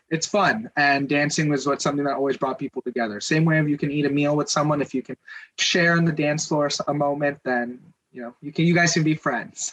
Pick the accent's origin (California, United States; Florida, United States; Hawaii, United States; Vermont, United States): California, United States; Southern; i'm from Southern California. LA's right down the highway